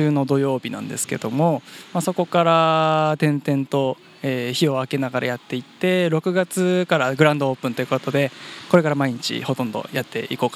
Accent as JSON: {"language": "Japanese", "region": "Fukushima", "country": "Japan", "tie": "born or raised there", "also_born_or_lived": "Tochigi", "moved": "as an adult", "lives_now": "Kawagoe, Japan", "said": "私福島県出身なんですけども"}